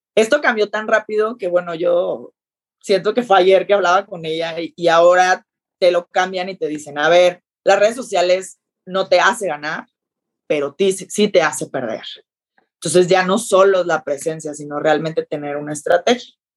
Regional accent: Sinaloa, Mexico; moved away as an adult; now in Mexico City, Mexico; yo que soy sinaloense

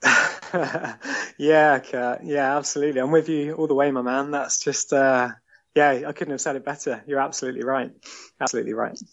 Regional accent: Eastbourne, South East England, United Kingdom; moved away as an adult; also born or lived in London; now in Sevenoaks, United Kingdom; I grew up in Eastbourne, and it was an amazing childhood down there.

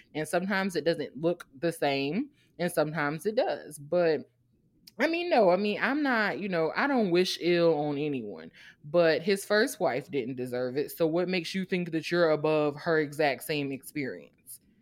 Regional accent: Savannah, Georgia, United States; I'm from Savannah. Savannah State is right there. That was my whole childhood

